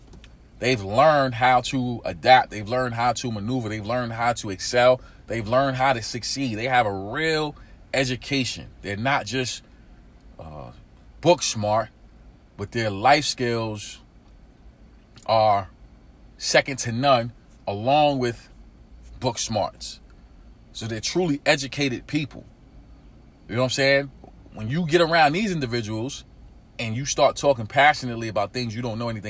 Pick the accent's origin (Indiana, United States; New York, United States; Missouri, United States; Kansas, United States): New York, United States; Brooklyn; I grew up in urban America. I grew up in East New York, Brooklyn. Inner city community.